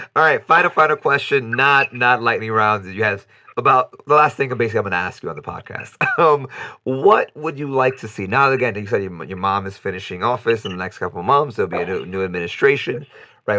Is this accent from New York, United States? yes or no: yes; New York City, New York, United States; moved away as an adult; now in Costa Rica; growing up in New York City